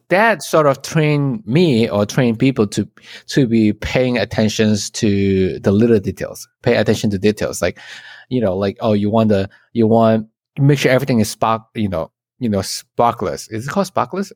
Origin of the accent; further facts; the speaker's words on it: Malaysia; moved away as an adult; now in United States; I'm from Malaysia, and then I came to the States